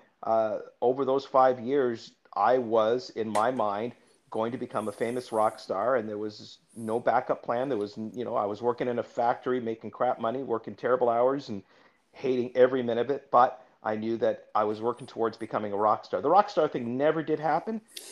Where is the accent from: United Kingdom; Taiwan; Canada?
Canada; Toronto, Ontario; also born or lived in Florida, United States; I was born in Florida, moved to Toronto when I was 3